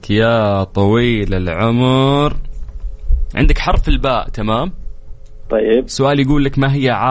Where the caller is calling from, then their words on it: Riyadh, Riyadh Province, Saudi Arabia; الاسم الكريم … من الرياض